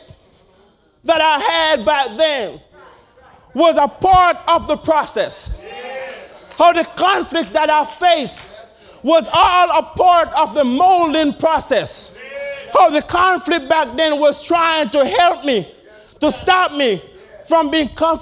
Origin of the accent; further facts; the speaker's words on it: Jamaica; my earlier years growing up in Jamaica.